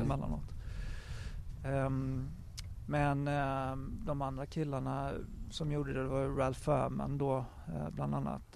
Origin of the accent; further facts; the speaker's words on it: Sweden; moved away as an adult; also born or lived in Japan; now in England, United Kingdom; hemma i Sverige